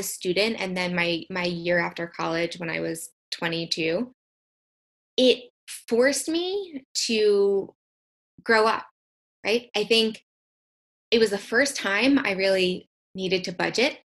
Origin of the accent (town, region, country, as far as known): United States; also born or lived in Copenhagen, Denmark